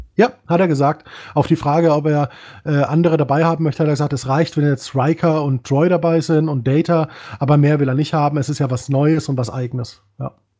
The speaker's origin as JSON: {"language": "German", "region": "Bavaria", "country": "Germany", "tie": "born or raised there", "said": "Ich bin auch ein Bayer. Gebürtig."}